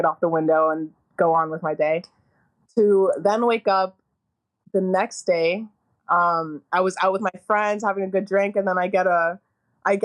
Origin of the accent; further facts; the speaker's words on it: Toronto, Ontario, Canada; I grew up in Forest Hill. It's known to be a predominantly Jewish area